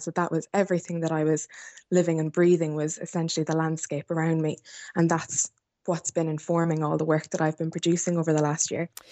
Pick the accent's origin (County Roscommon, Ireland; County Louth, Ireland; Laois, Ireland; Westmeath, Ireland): County Roscommon, Ireland; Athlone; I grew up in South Roscommon, um, just outside of Athlone Town